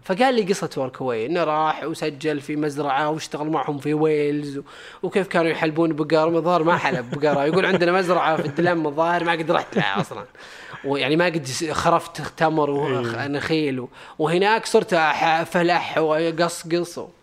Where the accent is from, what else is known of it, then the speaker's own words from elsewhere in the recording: Saudi Arabia; عندنا بالسعوديه الحمد لله والناس اللي فيها بغض النظر عن جنسيتهم هذه طبيعه ديرتنا